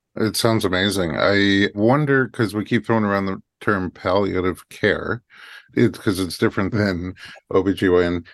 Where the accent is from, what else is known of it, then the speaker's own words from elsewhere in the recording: New York, United States; now in Los Angeles, United States; former New Yorker